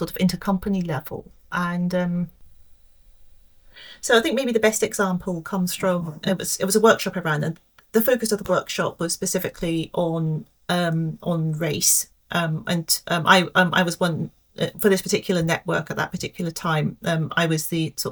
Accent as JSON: {"language": "English", "region": "Scotland", "country": "United Kingdom", "tie": "born or raised there", "also_born_or_lived": "London", "moved": "yes", "said": "growing up in a relatively small village in Scotland"}